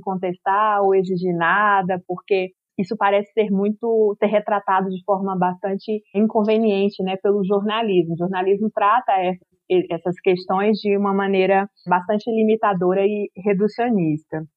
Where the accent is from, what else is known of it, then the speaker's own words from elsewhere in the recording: Acre, Brazil; eu sou acriana, né? Eu sou amazônida